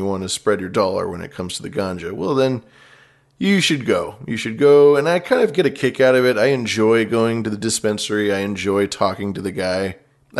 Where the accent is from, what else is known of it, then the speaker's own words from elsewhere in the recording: West Coast, United States; also born or lived in Bay Area; I'm from the West Coast